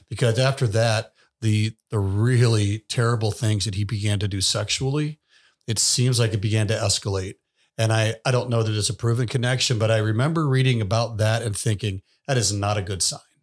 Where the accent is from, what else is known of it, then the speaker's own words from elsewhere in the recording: the South, United States; moved away; I grew up in the South